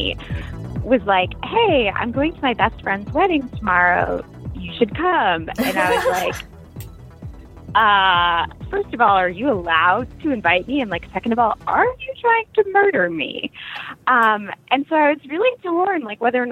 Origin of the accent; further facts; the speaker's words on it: United States; as an American